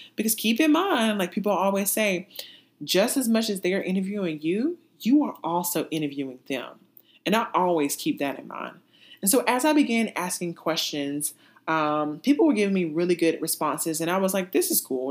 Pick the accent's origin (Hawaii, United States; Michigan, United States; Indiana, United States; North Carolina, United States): North Carolina, United States; moved away as an adult; also born or lived in Texas / Massachusetts / California; my home state of North Carolina